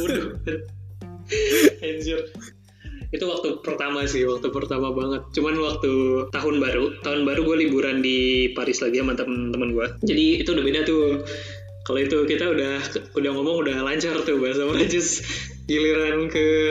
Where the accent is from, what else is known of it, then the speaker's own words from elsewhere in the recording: Indonesia; moved away as an adult; now in Limoges, France; gue dari Indonesia